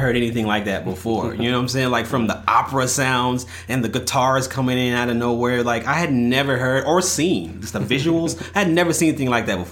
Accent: Bastrop, Texas, United States; now in Austin, United States; I'm originally from Bastrop, Texas. I reside now in Austin, Texas

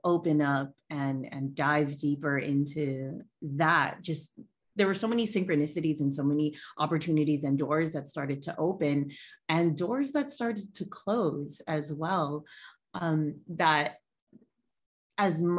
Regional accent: Hawaii, United States; I am born and raised in Hawaii. I am a native Hawaiian.

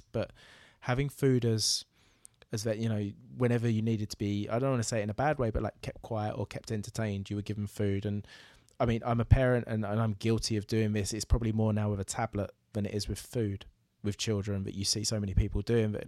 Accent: Braintree, East of England, United Kingdom; moved away; my hometown of Braintree

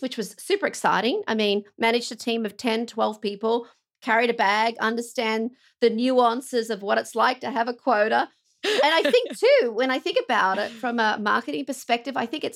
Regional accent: Australia; moved away as an adult; now in United States; I'm an Aussie, obviously. So if you can't tell by my accent

